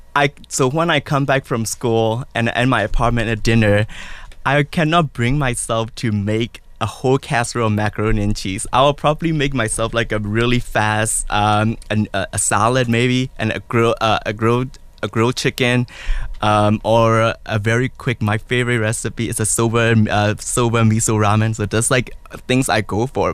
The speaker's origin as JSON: {"language": "English", "country": "Myanmar", "moved": "yes", "said": "I'm original from Burma"}